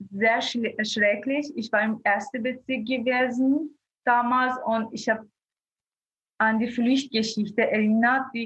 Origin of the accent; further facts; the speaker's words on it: Iran; German is a second language; moved away as an adult; also born or lived in Afghanistan (parents' origin); now in Vienna, Austria; ich wurde im Iran geboren und aufgewachsen. Ich war noch nie in Afghanistan, aber meine Eltern sind ursprünglich von Afghanistan, aus Afghanistan.